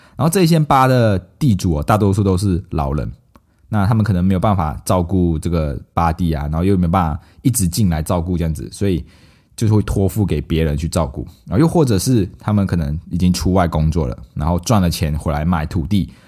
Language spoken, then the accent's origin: Chinese; Malaysia; now in Taiwan; 我们马来西亚人叫巴